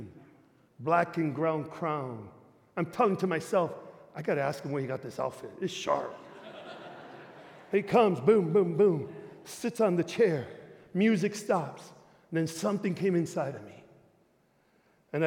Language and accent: English; Chicago, Illinois, United States; moved away as an adult; now in Springfield, United States; I'm from Chicago